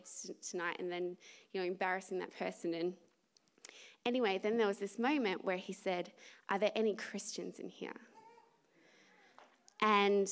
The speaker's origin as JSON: {"language": "English", "country": "Australia", "said": "I'm Australian"}